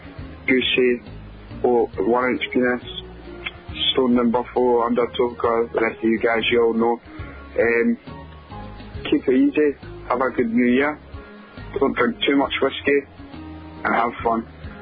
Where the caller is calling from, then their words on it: Scotland, United Kingdom; I'm calling from Scotland